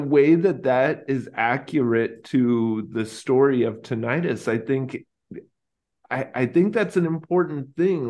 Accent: Texas, United States; I grew up in Texas

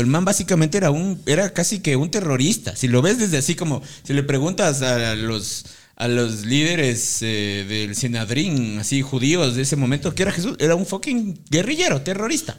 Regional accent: Ecuador; nosotros como sociedad ecuatoriana

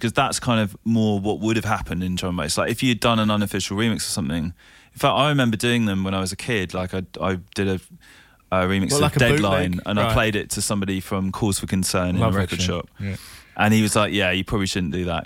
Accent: London, United Kingdom; also born or lived in Kent; I grew up in London, and then my parents moved to Kent.

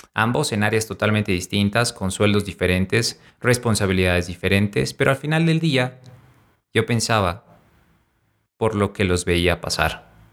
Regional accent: La Paz, Bolivia; aquí en La Paz, Bolivia, mi ciudad natal

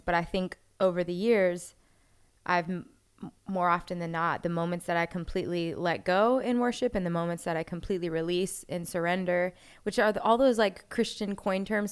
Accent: Orlando, Florida, United States; moved away as an adult; also born or lived in Jacksonville; I grew up in Orlando

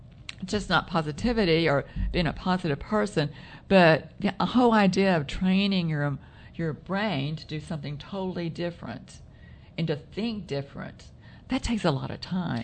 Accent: Texas, United States; we come from Texas

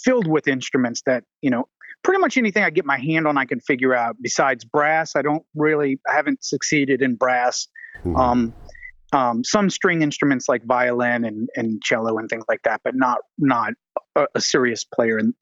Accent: New Orleans, Louisiana, United States; now in Atlanta, United States; I grew up in New Orleans, Louisiana

